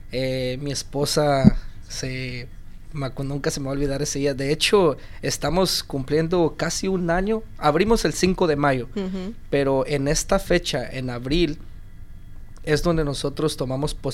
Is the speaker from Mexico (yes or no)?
no; Guatemala; moved away; Yo soy guatemalteco.